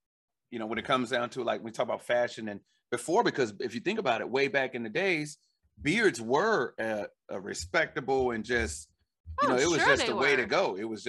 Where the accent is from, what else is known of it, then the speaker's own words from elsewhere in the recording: Illinois, United States; I grew up in Illinois